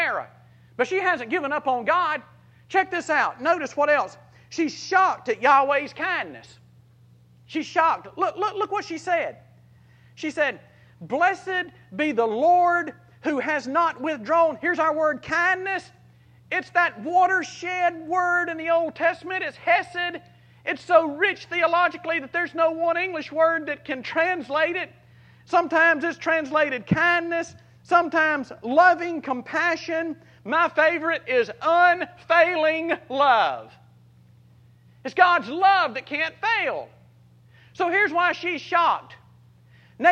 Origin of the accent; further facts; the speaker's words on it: South Mississippi, United States; a little John Deere driving, redneck, Copenhagen spitting farm boy from South Mississippi